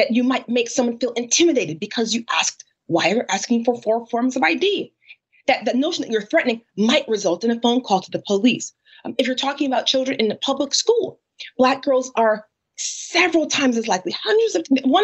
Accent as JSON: {"language": "English", "region": "Connecticut", "country": "United States", "said": "I'm from Connecticut"}